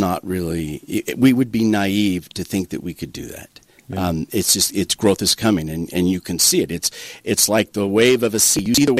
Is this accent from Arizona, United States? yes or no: yes; southern Arizona, United States; moved away as an adult; also born or lived in Chandler, Arizona; now in Toquerville, United States; So I grew up in southern Arizona, okay. a little farming, ranching community. My father ran cattle and farmed potatoes and cotton.